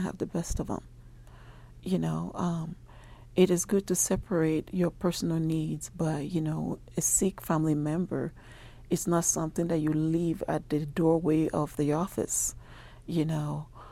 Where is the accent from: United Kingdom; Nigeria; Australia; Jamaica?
Nigeria; moved away as an adult; now in Albuquerque, United States; I'm originally from Nigeria. I have been in, uh, Albuquerque for twenty-three years now.